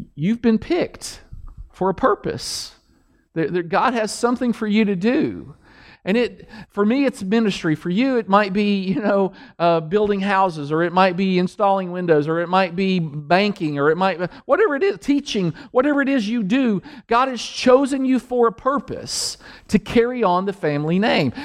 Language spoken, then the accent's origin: English; Danville, Kentucky, United States; in the hood where I grew up in Danville, on the mean streets of Danville, Kentucky